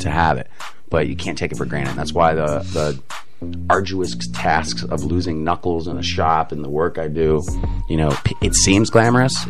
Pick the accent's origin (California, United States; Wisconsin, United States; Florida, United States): Florida, United States; Sarasota; now in St. Petersburg, United States; I was raised in Sarasota